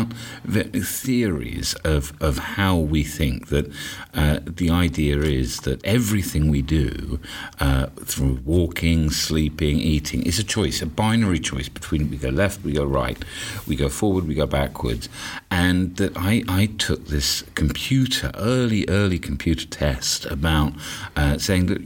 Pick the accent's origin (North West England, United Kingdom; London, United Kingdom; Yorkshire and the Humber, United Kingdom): London, United Kingdom; I'm from London, England